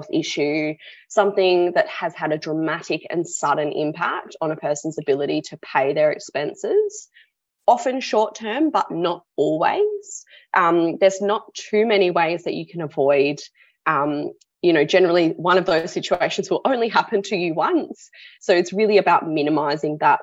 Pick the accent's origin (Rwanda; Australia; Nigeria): Australia; Sydney, New South Wales; now in Perth, Australia; I was born on Gadigal land